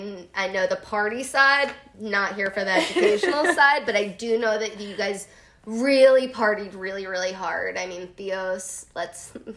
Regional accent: Philadelphia, Pennsylvania, United States; growing up in Philly myself, there's so much diversity.

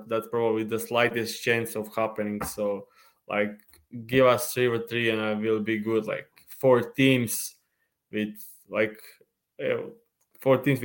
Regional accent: Croatia; I'm from Croatia

